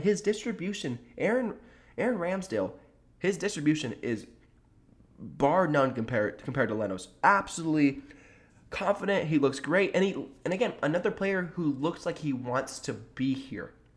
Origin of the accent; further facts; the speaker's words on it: Sacramento, California, United States; showing out for my, for my hometown, for my city